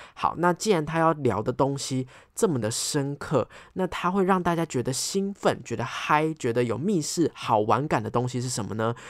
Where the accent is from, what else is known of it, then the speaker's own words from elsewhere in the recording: Taipei, Taiwan; 因为我是台北人，我们都住在台北嘛